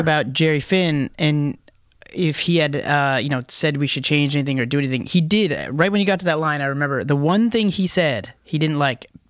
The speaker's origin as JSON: {"language": "English", "country": "Canada", "said": "we're Canadians"}